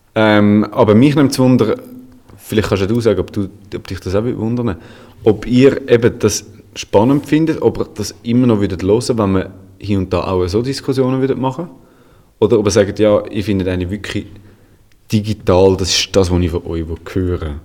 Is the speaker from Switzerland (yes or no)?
yes; Switzerland; bei uns in der Schweiz